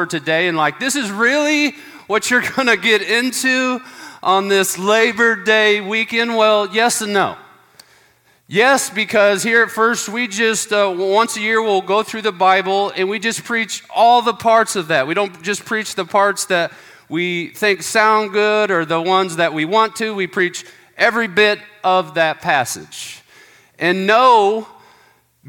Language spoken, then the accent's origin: English; United States; we're Americans